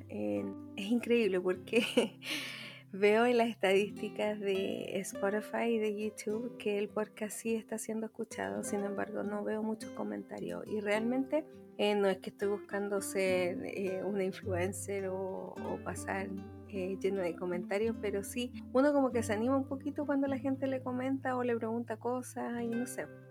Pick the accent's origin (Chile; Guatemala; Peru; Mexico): Chile